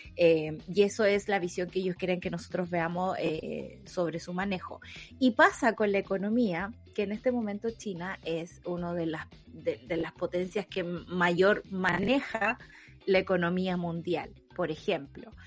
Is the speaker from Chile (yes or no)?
yes; Santa Cruz, O'Higgins, Chile; Yo que soy de acá, de Santa Cruz